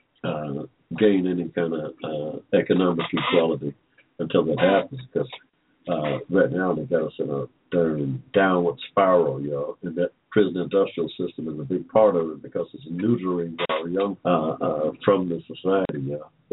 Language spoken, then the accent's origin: English; Georgia, United States; I was born in 1945 in Georgia